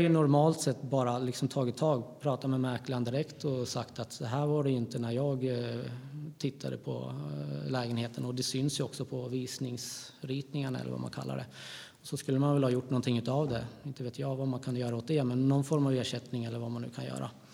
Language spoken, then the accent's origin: Swedish; Gävle, Gävleborg County, Sweden; jag kommer från Gävle. Mm. Så jag bor fortfarande kvar i Gävle.